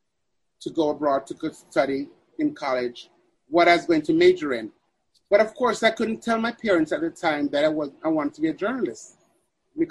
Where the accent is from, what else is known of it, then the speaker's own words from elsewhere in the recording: Mandeville, Manchester, Jamaica; moved away; also born or lived in Kingston, Jamaica; I was raised in Mandeville, Jamaica